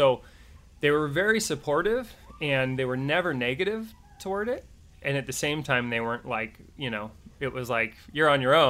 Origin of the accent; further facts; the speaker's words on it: Ojai, California, United States; We grew up in Ojai, California, so not that far away from the industry